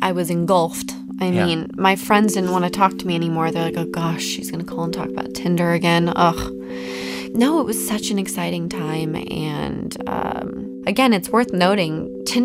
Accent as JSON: {"language": "English", "town": "Salt Lake City", "region": "Utah", "country": "United States", "said": "I come from Salt Lake City"}